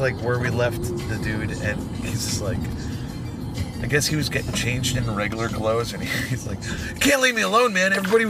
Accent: Philadelphia, Pennsylvania, United States; also born or lived in Langhorne; I'm from Philadelphia.

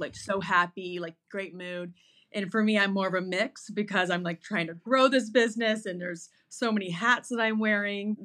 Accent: Naples, Florida, United States; moved away as an adult; also born or lived in Boston; I was born and raised in Naples, Florida, and I am one of six kids

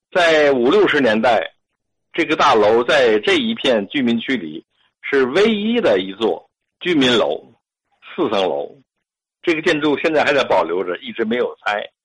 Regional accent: Tianjin, China; 我呢，从小就在这地方生活

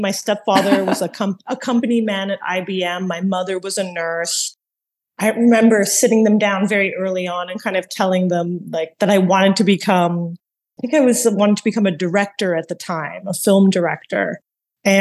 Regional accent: Montreal, Quebec, Canada; also born or lived in Toronto; now in New York, United States; I was born in Montreal

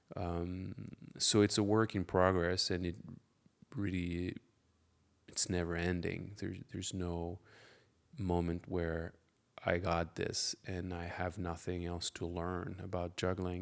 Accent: France; English is a second language; I'm French, and I'm a juggler

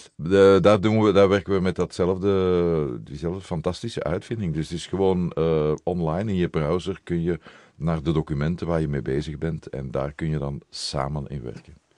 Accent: Brussels, Brussels-Capital Region, Belgium; ik ben Brusselaar. Ik ben een echte Brusselaar

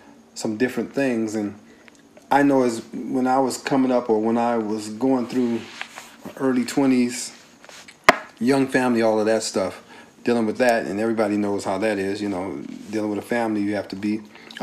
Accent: Carson, California, United States; We grew up together in Carson

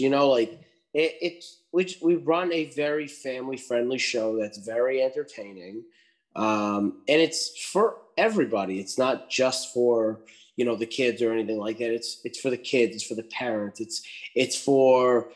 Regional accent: Lowell, Massachusetts, United States; my hometown here in Lowell

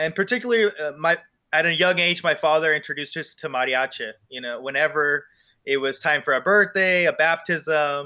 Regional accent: Palm Desert, California, United States; also born or lived in Los Angeles, California; I was born in Palm Springs. Grew up in Palm Desert, California, born and raised

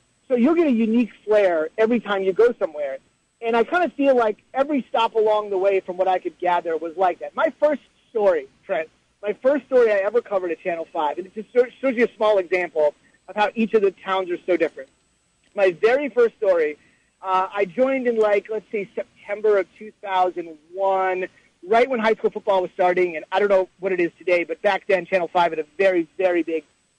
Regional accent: New Jersey, United States; moved away as an adult; also born or lived in Colorado / Iowa; I was from New Jersey. I grew up in New Jersey.

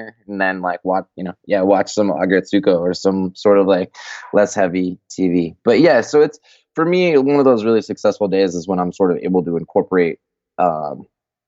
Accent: Colorado, United States; I'm from Colorado

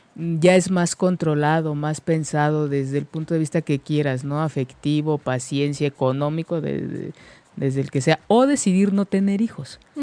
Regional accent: Mexico; nuestra cultura como, mexicanos

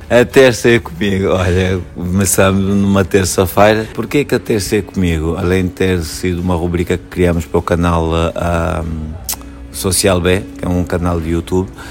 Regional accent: Luanda, Luanda Province, Angola; nasci em Angola, em Luanda

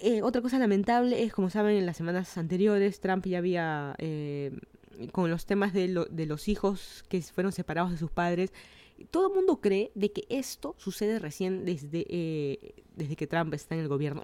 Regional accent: Lima, Peru; moved away as an adult; now in Miami, United States; Yo soy de Lima, Perú.

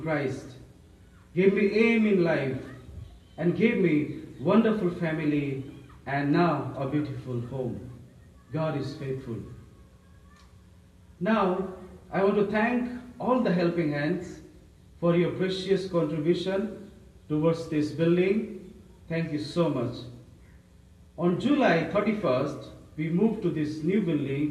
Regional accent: Nepalganj, Lumbini Province, Nepal; from Nepalganj, Nepal.

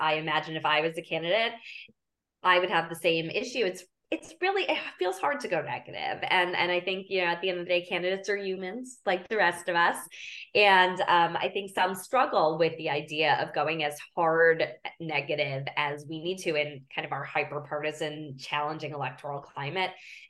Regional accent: Philadelphia, Pennsylvania, United States; And I say that as a Philadelphian and as someone who cares about fighting climate change.

